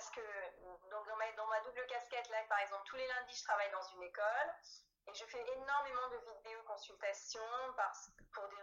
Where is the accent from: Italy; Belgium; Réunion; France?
Italy; moi, je suis une latine, hein, je suis une italienne